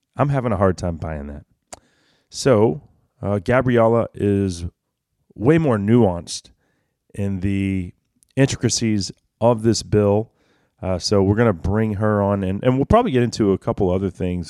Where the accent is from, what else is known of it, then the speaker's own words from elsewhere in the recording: Texas, United States; as a Texan